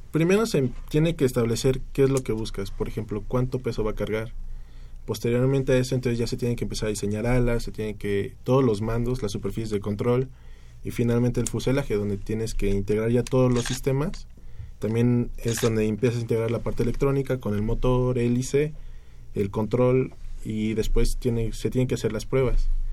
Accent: Mexico; como mexicanos

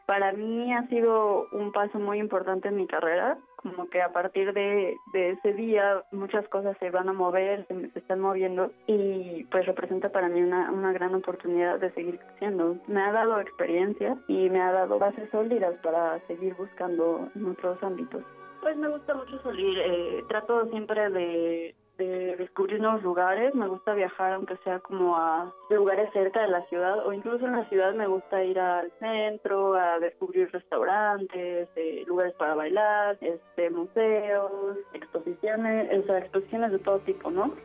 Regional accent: Mexico City, Mexico; nací en, en la Ciudad de México el 4 de noviembre del 97

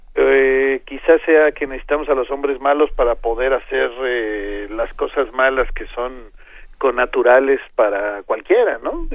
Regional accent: Arcelia, Guerrero, Mexico; Arcelia imagínense es mi tierra

